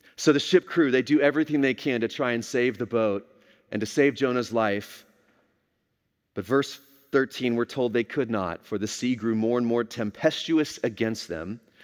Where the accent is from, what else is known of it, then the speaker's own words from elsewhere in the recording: Texas, United States; I grew up here in Texas, this was home for me